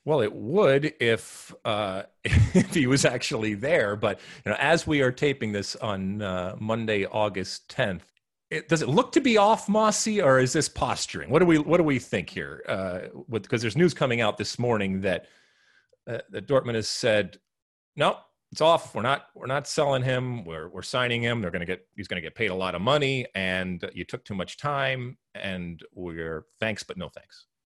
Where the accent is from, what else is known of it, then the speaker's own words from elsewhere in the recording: United States; as American soccer playing humans